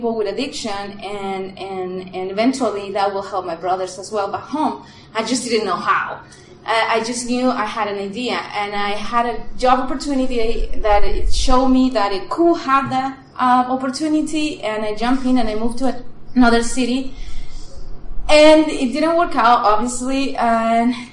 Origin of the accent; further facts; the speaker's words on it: Chile; English is a second language; moved away as an adult; now in United States; I'm originally from Chile. I moved here to the U.S.